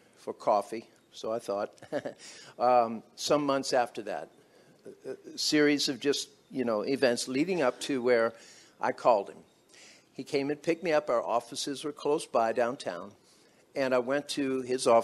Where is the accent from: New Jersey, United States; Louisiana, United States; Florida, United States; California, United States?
Louisiana, United States; New Orleans; I was brought up in New Orleans